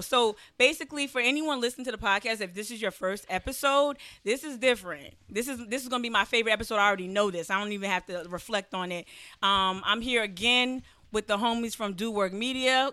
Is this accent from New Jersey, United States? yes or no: yes; New Jersey, United States; I'm from New Jersey.